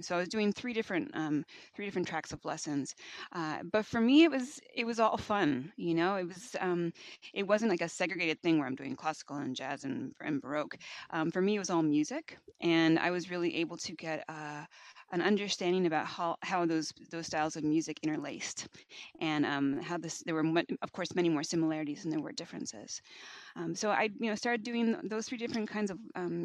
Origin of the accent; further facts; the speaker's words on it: Bloomington, Indiana, United States; I grew up in Bloomington, which is where Indiana University is located